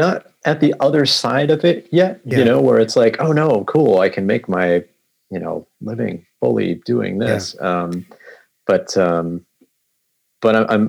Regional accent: Massachusetts, United States; moved away as an adult; now in Portland, United States; I am originally from Massachusetts. I moved to Portland, Oregon, early 2018.

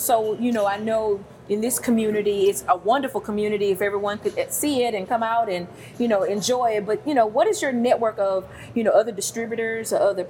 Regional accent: Texas, United States; us coming from, you know, we're from Texas.

